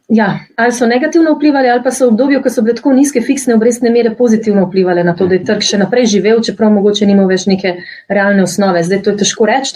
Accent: Slovenia; Slovenci smo

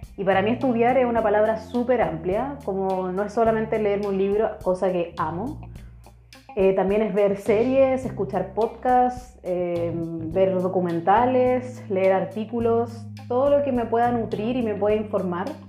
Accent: Chile; now in Germany; Soy chilena, pero vivo actualmente en Alemania

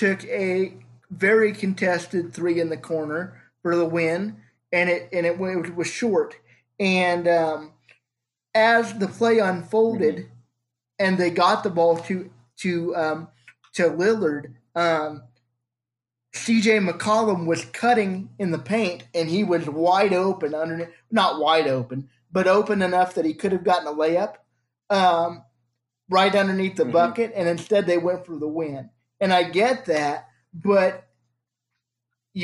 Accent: Council Grove, Kansas, United States; I'm from Council Grove

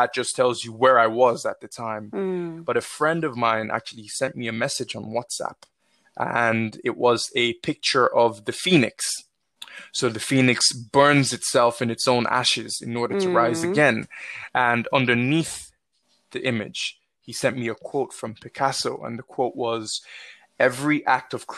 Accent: Nigeria; now in Ireland; growing up in Nigeria through to sort of my early adulthood here in Ireland

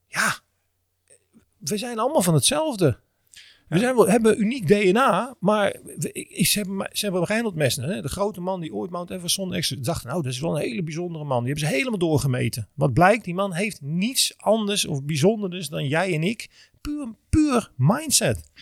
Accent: Netherlands; wij als Nederlanders, vooral denk ik Europeanen, zijn natuurlijk heel erg opgevoed

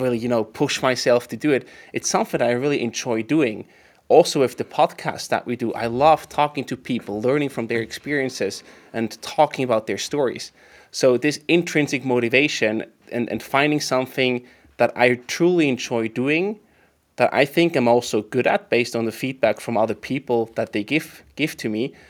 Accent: Emmental Valley, near Bern, Switzerland; moved away as an adult; also born or lived in St. Gallen, Switzerland; now in Zürich, Switzerland; I went back to my parents' place near, near Bern, in the Emmental Valley

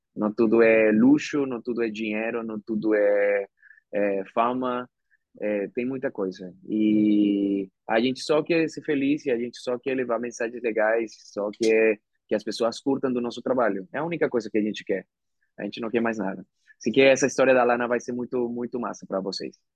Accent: Venezuela; Portuguese is a second language; moved away as an adult; also born or lived in Argentina; now in Brazil; eu sendo o primeiro ator venezuelano na Disney

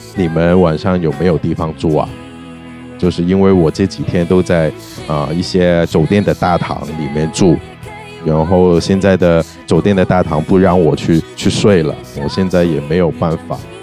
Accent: Hong Kong; now in Shanghai, China; 我是香港人嘛，嗯。我对香港的音乐还是，呃，香港背景的音乐还是挺，挺重视的

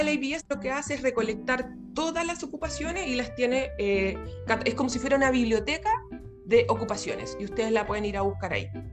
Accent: Chile; moved away as an adult; now in Melbourne, Australia; soy chilena, orgullosamente, resido en Australia

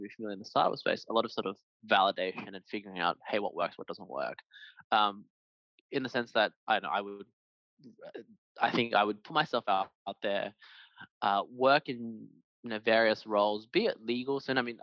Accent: Australia; I'm Chinese Australian

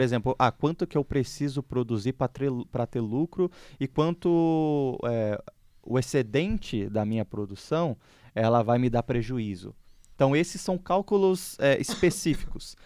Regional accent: Porto Alegre, Rio Grande do Sul, Brazil; moved away as an adult; now in São Paulo, Brazil; É, eu sou originalmente gaúcho, não sei se o pessoal sabe, mas eu sou gaúcho, eu sou de Porto Alegre

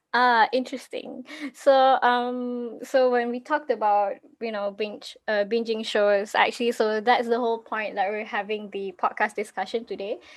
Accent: Malaysia; I'm actually from Malaysia

